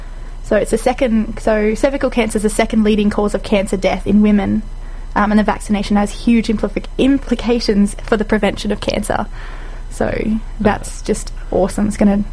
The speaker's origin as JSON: {"language": "English", "country": "Australia", "said": "we, as Australians"}